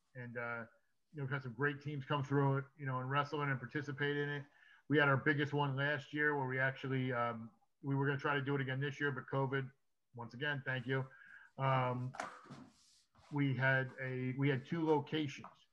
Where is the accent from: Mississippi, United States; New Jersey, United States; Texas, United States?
New Jersey, United States; now in Wilmington, United States; New Jersey, my home state